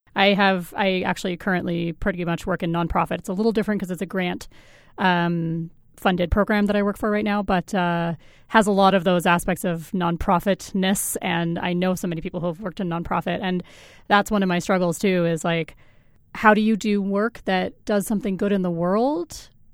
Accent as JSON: {"language": "English", "region": "Colorado", "country": "United States", "moved": "yes", "lives_now": "Canada", "said": "I'm from Colorado originally"}